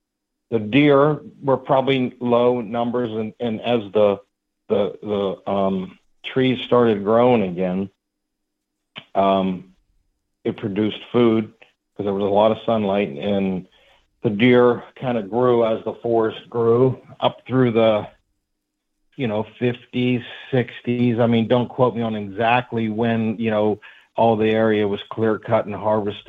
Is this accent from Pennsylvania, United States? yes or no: yes; Pennsylvania, United States; But yeah, I'm from Pennsylvania, kind of southwest PA. That's where I grew up, and I still live in the area. I'm 42 years old.